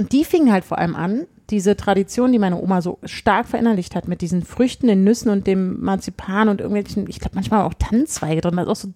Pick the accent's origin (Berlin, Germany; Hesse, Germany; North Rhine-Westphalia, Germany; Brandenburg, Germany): Berlin, Germany; Wir kommen alle aus Berlin, die hätten auch einfach nur fünf Straßen weiter zu ihren Eltern fahren können